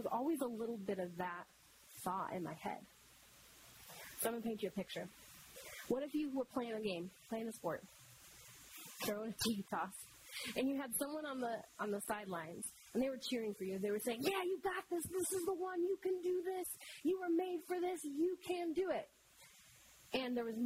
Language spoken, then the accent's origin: English; Michigan, United States; I grew up in Michigan